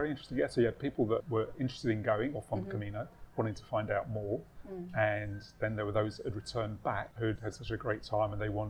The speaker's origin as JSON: {"language": "English", "town": "Edgware", "region": "London", "country": "United Kingdom", "tie": "born or raised there", "said": "Yes, I suppose I was brought up in northwest London, but probably for the first 7 years of my life, I was living"}